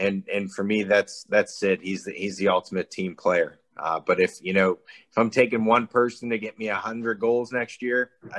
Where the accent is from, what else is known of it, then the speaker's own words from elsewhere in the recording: Pittsburgh, Pennsylvania, United States; I'm from Pittsburgh.